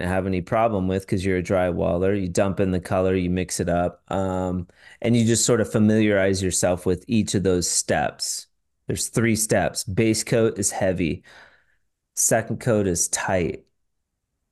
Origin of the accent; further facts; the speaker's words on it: Washington, United States; I'm from Washington State